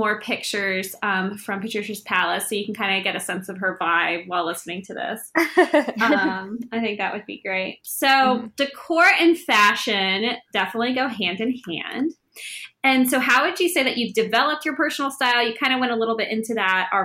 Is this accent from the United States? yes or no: yes; Augusta, Georgia, United States; We're both from Augusta.